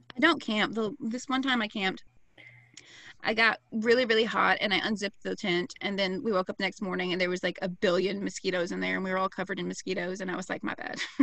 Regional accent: the South, United States; I'm an American from the South.

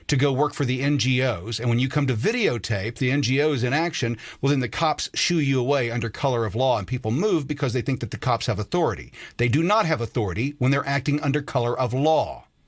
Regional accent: United States; I'm an American citizen.

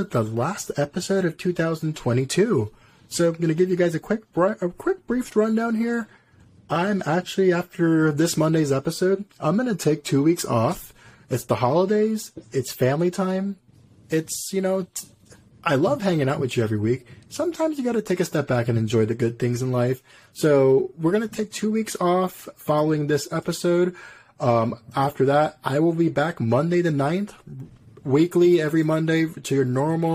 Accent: Puerto Rico; I'm from Puerto Rico. I know what real beaches are.

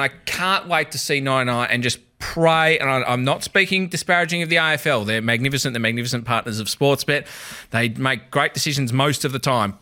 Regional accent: Melbourne, Victoria, Australia; I grew up in Surrey Hills, went to school in Hawthorn.

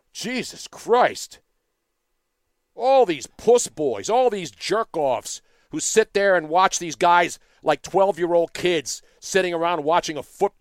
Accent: Philadelphia, Pennsylvania, United States; That's what bothers me as a Philadelphian.

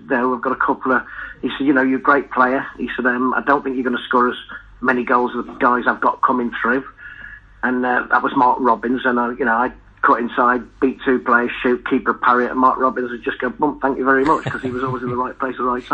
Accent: Skelmersdale, North West England, United Kingdom; accent: Scouse; now in Cornwall, United Kingdom; I'm from a little village in Lancashire called Skelmersdale, which is probably the overspill of Liverpool

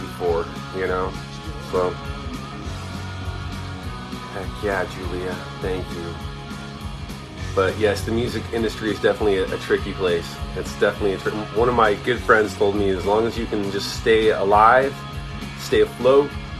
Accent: Southern California, United States; I'm from Southern California, and here you have to have a car

